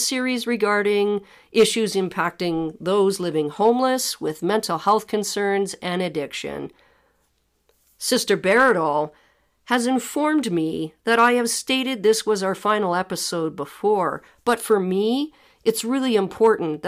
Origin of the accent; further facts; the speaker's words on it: Ottawa, Ontario, Canada; I was born in Ottawa, Ontario